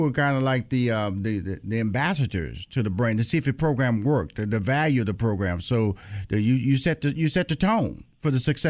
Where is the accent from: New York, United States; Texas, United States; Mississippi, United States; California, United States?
Texas, United States; Houston; I'm from Houston, Texas, and I went down to Louisiana